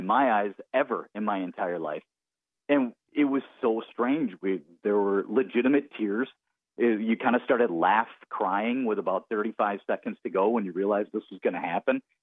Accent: Milwaukee, Wisconsin, United States; We grew up in Milwaukee

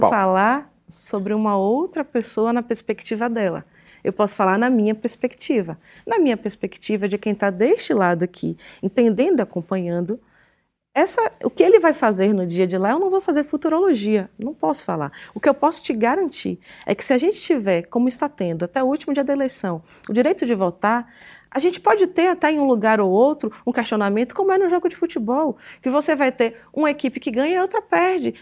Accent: Ilhéus area, Bahia, Brazil; numa garagem em Ilhéus, que é já, já na minha terra

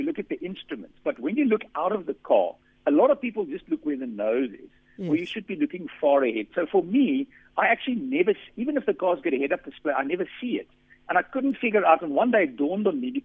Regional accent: South Africa; accent: Afrikaans; my Afrikaans accent

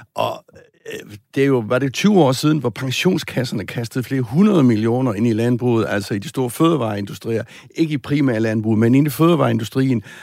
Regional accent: Southern Jutland, Southern Denmark, Denmark; Sønderjylland, hvor jeg kommer fra

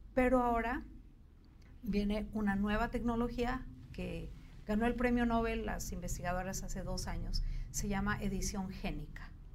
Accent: Bolivia; now in Mexico; nosotros, que somos un poquito andinos, un poquito del Cono

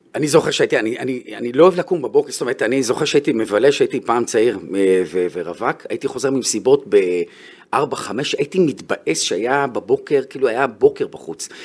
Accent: Bnei Brak, Tel Aviv District, Israel; also born or lived in Haifa; גדלתי בבני ברק, במקום דתי

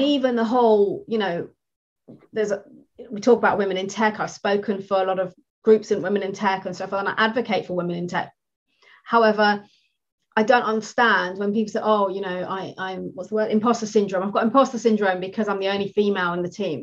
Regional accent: United Kingdom; first language English; I'm I'm British, I speak English, I don't speak anything else.

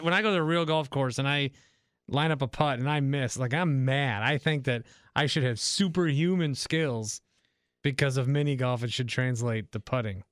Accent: Fond du Lac, Wisconsin, United States; I grew up in Fond du Lac, about an hour north from Milwaukee

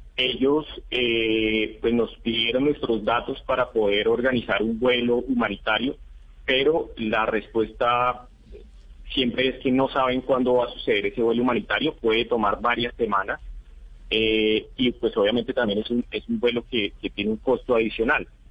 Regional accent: Colombia; nuestro país

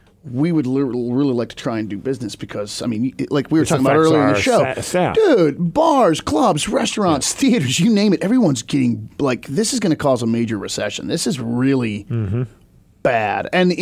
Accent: Seattle, Washington, United States; I'm from Seattle.

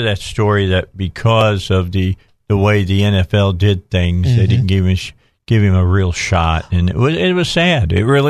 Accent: Indiana, United States; I'm from Indiana.

